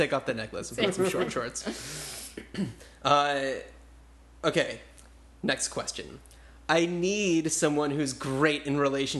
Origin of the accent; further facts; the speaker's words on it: New Jersey, United States; And I grew up in New Jersey, so there were a few months, the winter time, as some call it, where it was the courtyard was like filled with snow and everything